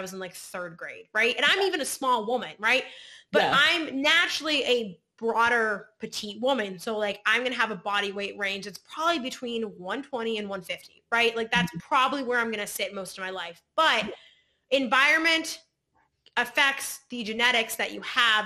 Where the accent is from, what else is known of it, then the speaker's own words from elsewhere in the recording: Pittsburgh, Pennsylvania, United States; I'm from Pittsburgh and I'm Polish